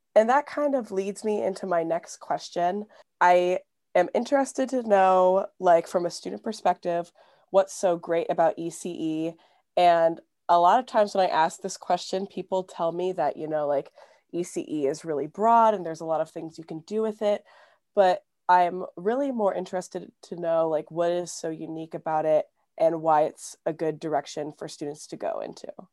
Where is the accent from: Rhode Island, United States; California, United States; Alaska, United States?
Alaska, United States; Anchorage; also born or lived in Bronx, New York; now in Los Angeles, United States; I'm from Anchorage, Alaska